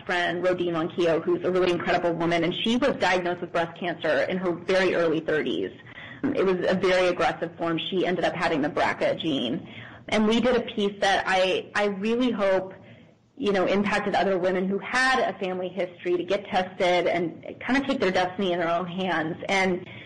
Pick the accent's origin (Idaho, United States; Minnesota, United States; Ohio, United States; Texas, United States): Idaho, United States; Boise; I grew up in Boise, Idaho.